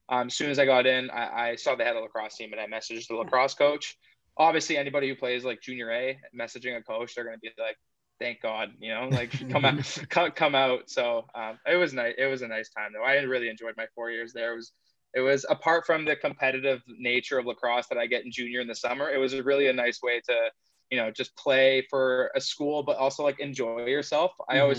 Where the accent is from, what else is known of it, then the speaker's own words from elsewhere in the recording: Burlington, Ontario, Canada; also born or lived in Johannesburg, South Africa / Oakville, Ontario; I moved from South Africa to Burlington, Ontario, so just around the corner from Oakville here, when I was five, and I've lived here ever since